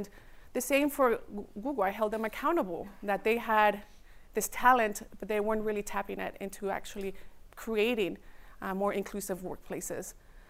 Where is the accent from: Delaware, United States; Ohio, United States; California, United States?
California, United States; Redwood City; also born or lived in Mexico; I am an immigrant, and I grew up in Redwood City. So I was a child. I tell people that my culture and my birthplace is in Mexico, but my hometown is Redwood City.